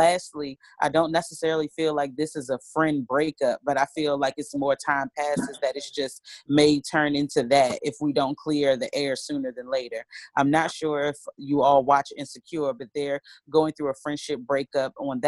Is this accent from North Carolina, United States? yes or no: yes; North Carolina, United States; I'm from North Carolina. Hey girl, this one from North Carolina. So listening to y'all lingo and accents crack me up.